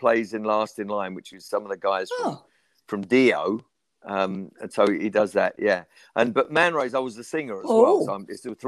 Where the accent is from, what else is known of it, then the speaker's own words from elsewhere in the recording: England, United Kingdom; I'm English